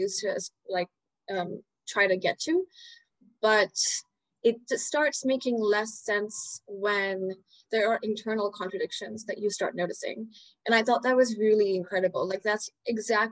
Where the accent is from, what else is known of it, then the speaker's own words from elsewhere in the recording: Dubai, United Arab Emirates; also born or lived in India; now in New York, United States; I was born in India. I was raised in the Middle East in Dubai, and then I moved to New York